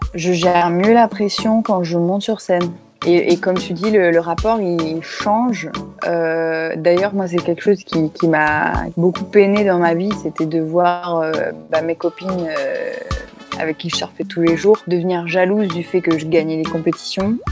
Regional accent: Réunion; moved away; je suis rentrée chez moi à La Réunion pour pouvoir justement profiter un petit peu de, mes proches, faire un retour aux sources

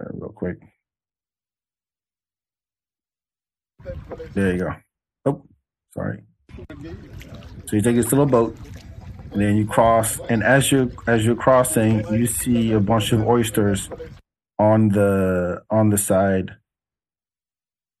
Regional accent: Senegal; also born or lived in France; now in Texas, United States; I'm from Africa

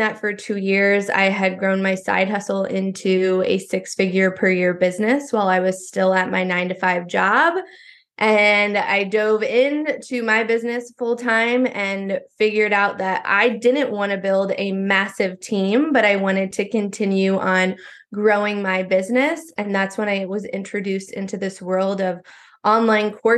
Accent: Iowa, United States; I grew up in Iowa

